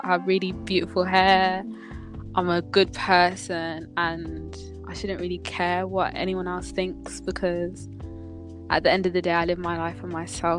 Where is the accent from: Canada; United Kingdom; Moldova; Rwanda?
United Kingdom; Birmingham, West Midlands; I'm from Birmingham, I'm 16